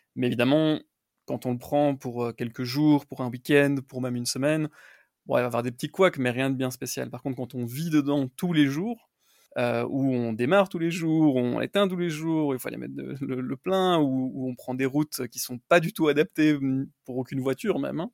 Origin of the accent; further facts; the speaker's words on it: Brussels, Brussels-Capital Region, Belgium; moved away as an adult; also born or lived in Los Angeles, United States / Dallas, United States; now in United States; je viens de Bruxelles en Belgique